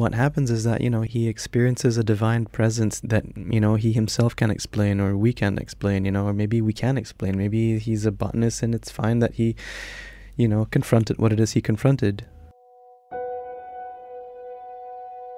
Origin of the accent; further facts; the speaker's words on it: Iran; moved away; I'm half Iranian, I'm half Malay. Growing up in Iran